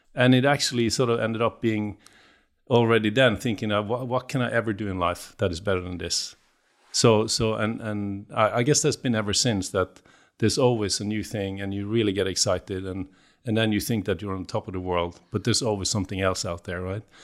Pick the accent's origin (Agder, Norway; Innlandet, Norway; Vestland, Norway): Vestland, Norway; Bergen; I'm from the West Coast in Norway, just, uh, grew up in Bergen, uh, but then k, fairly quickly moved outside